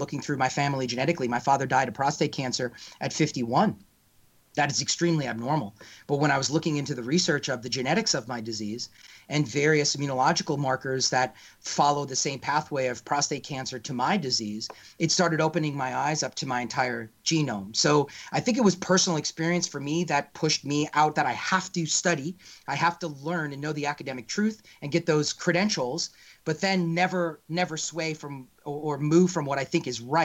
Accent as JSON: {"language": "English", "region": "New York", "country": "United States", "tie": "born or raised there", "said": "my home state of New York"}